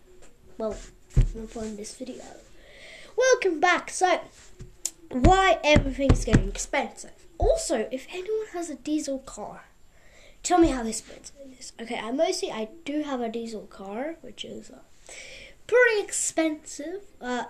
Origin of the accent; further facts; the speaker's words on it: Russia; also born or lived in Mexico; now in United States; because I'm from Russia, kind of I got to live in America. It's kind of amazing. Yes, guys, I also lived in Mexico.